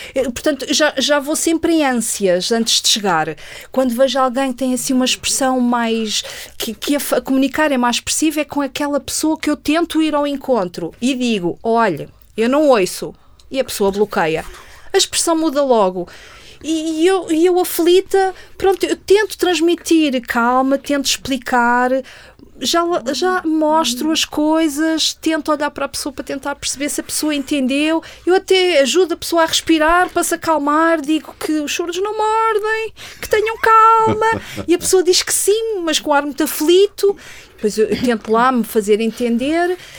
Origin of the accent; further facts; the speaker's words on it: Portugal; eu sou portuguesa